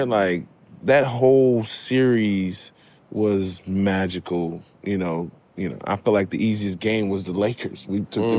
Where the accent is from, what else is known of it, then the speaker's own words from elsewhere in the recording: Baton Rouge, Louisiana, United States; I'm from Baton Rouge, Louisiana.